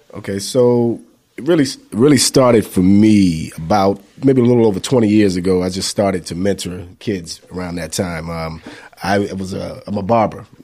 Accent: Newport News, Virginia, United States; now in Atlanta, United States; I'm, uh, out of Atlanta, Georgia, but I'm actually from Newport News, Virginia

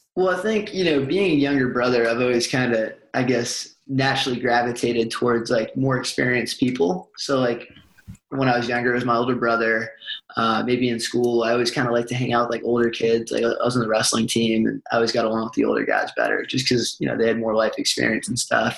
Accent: Boston, Massachusetts, United States; moved away as an adult; also born or lived in Tucson, Arizona; now in Birmingham, United States; grew up in Boston

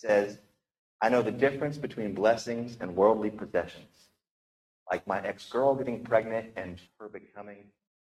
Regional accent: Appalachia, United States; I grew up in Appalachia, and the accent there can be a little bit thick sometimes.

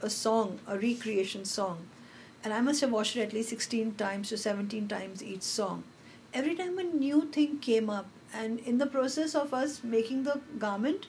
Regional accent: Hyderabad, Telangana, India; I'm from Hyderabad. I've grown up in Hyderabad

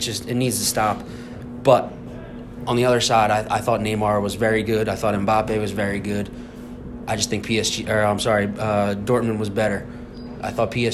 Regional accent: United States; as American soccer fans

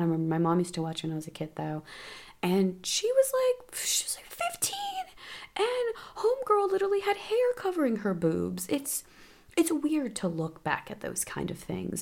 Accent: United States; as an American

